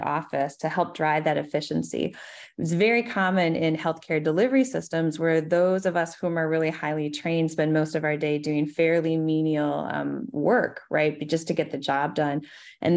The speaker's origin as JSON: {"language": "English", "region": "Minnesota", "country": "United States", "said": "my home state of Minnesota"}